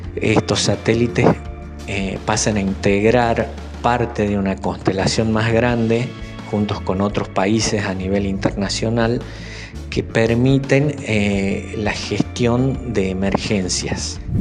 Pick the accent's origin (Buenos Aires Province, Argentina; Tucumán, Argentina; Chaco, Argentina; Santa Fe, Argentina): Tucumán, Argentina; Aguilares; moved away as an adult; also born or lived in Concepción, Tucumán / Buenos Aires; now in Falda del Cañete, Argentina; Hice mi escuela primaria en la Escuela Fría Silva, que está justo al frente de la plaza principal en Aguilares. Luego la secundaria la hice en Concepción